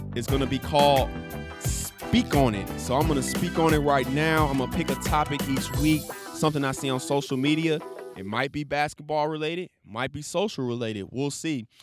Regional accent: Chicago, Illinois, United States; my hometown, city of Chicago.

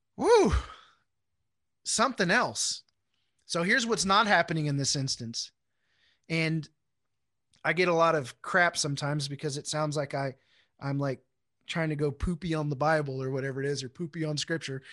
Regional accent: Houston, Texas, United States; moved away as an adult; also born or lived in Wichita, Kansas; I grew up in Houston

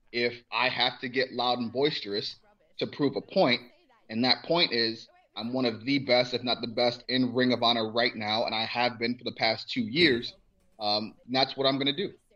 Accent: Cleveland, Ohio, United States; I'm from Cleveland

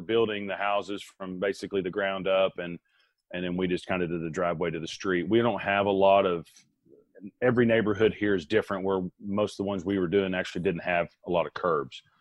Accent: Arkansas, United States; also born or lived in Green Bay; my home state of Arkansas

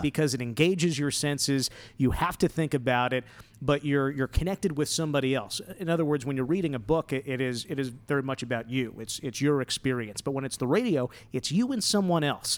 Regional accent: New Jersey, United States; moved away as an adult; now in Las Vegas, United States; growing up in North Jersey

